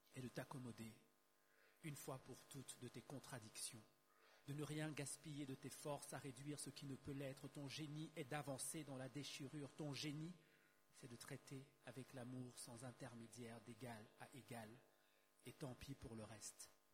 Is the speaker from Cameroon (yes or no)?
yes; Douala, Littoral, Cameroon; Je suis né à Douala, j'ai grandi à Douala, donc Douala au Cameroun, pays d'Afrique centrale.